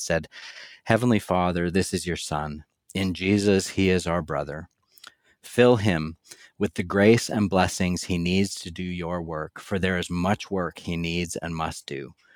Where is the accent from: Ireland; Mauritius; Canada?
Canada; moved away as an adult; now in Louisville, United States; I lived the first thirty or so years of my life in Canada